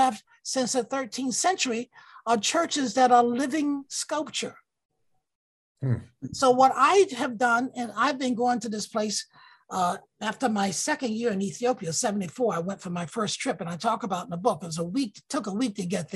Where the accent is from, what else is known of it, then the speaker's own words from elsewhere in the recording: Alabama, United States; moved away; That's not how I was raised in Alabama